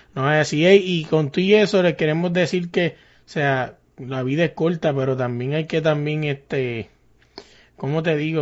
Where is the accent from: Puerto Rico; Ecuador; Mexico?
Puerto Rico; Carolina; yo me crié allá arriba en Carolina